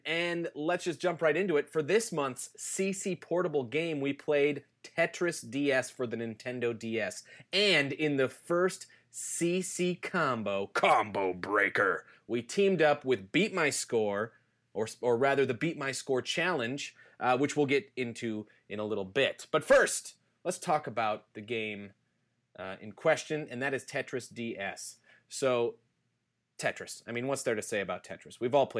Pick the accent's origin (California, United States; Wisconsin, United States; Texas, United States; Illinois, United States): Wisconsin, United States; even though we're not actually living in the same state now, but we are both from Wisconsin.